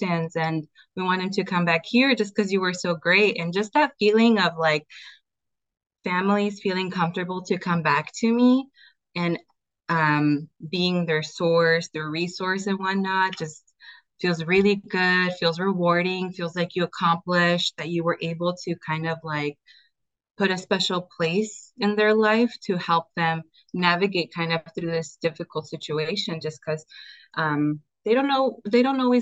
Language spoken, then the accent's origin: English; Oregon, United States; also born or lived in California; I was born in Cali, raised in Oregon